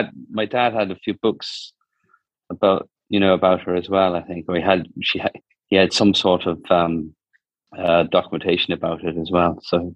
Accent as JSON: {"language": "English", "country": "Ireland", "tie": "born or raised there", "said": "my parents are English, and they came over to Ireland in 1965. And I was born in Ireland in 1968. So you know, basically, all my family came from England."}